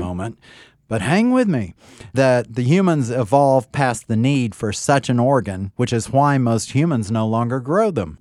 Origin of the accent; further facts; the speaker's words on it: United States; being American